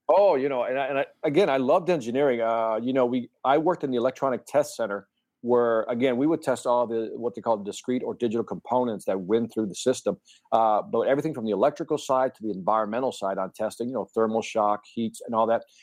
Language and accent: English; Chicago, Illinois, United States; born and raised in Chicago. My family's originally from Puerto Rico, but I was born in Chicago near the Humboldt Park area